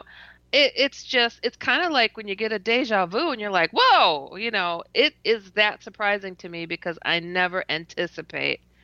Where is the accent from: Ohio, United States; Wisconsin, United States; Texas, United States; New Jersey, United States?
Wisconsin, United States; also born or lived in Iowa; I'm from Wisconsin